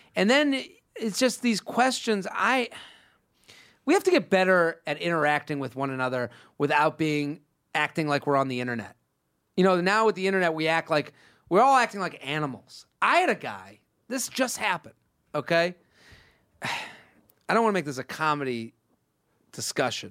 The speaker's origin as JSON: {"language": "English", "region": "Massachusetts", "country": "United States", "said": "that's where I'm from"}